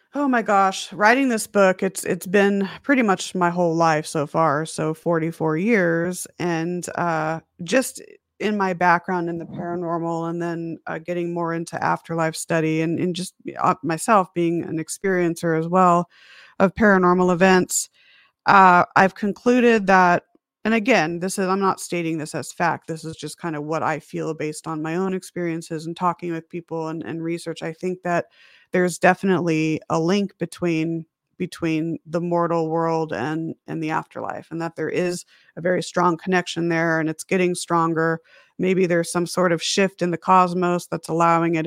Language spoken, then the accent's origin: English; Las Vegas, Nevada, United States; also born or lived in Huntington Beach, California; I was born in Huntington Beach, California, which is a little beach town, uh, about an hour north of San Diego. lived there for about a year, and then my mom, dad, and I moved out to Las Vegas, Nevada